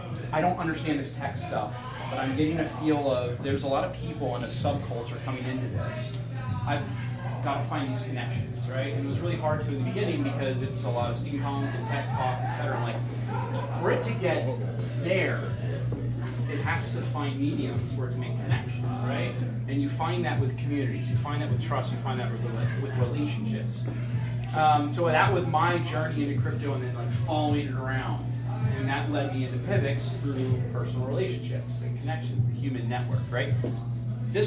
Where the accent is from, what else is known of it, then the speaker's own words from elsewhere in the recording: King of Prussia, Pennsylvania, United States; I grew up in King of Prussia.